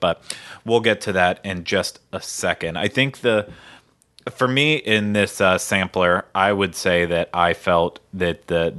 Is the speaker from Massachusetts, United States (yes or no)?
no; Pennsylvania, United States; You know, like I grew up in Western Pennsylvania, so there was no fresh shrimp ever coming to us